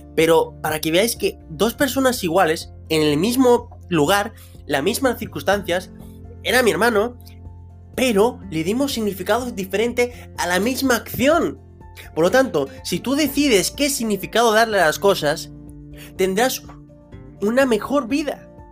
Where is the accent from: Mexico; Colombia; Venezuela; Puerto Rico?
Venezuela; now in Spain; yo soy de Venezuela, llegué aquí a España